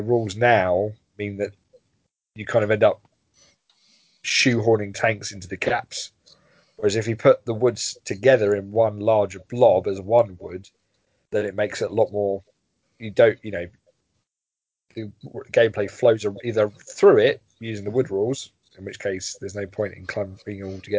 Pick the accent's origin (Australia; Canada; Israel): Canada; As a Canadian, I'm contractually obliged to highlight Leo Major